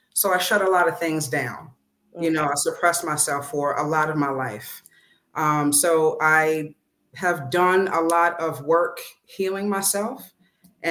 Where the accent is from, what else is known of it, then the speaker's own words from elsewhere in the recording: Coatesville, Pennsylvania, United States; Born and raised in Coatesville, PA